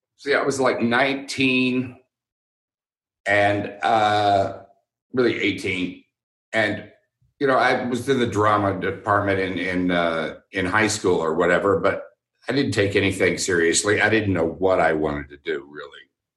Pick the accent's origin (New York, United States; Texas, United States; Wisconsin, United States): Texas, United States; Houston; I went there because I grew up in Houston